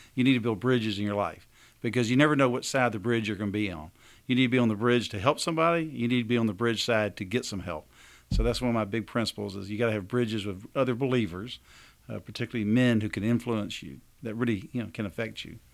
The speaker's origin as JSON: {"language": "English", "region": "Alabama", "country": "United States", "said": "we're from Alabama"}